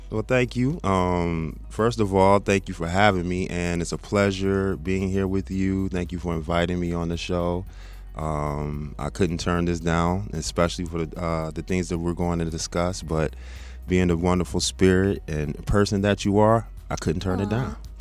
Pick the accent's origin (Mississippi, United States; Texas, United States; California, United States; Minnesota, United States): Texas, United States; moved away as an adult; also born or lived in South Bend, Indiana; now in Michigan, United States; I'm originally from Indiana. I'm from okay. South Bend, but I grew up in Texas